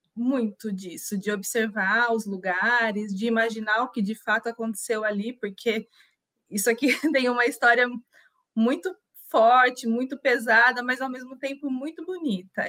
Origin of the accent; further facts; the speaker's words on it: Itu, São Paulo, Brazil; moved away as an adult; also born or lived in Portugal; now in Poland; sou do interior de São Paulo, uh, da cidade de Itu, precisamente